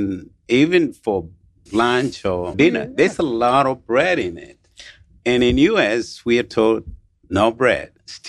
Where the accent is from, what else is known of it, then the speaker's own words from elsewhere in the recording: Kenya; moved away; I was born in Kenya.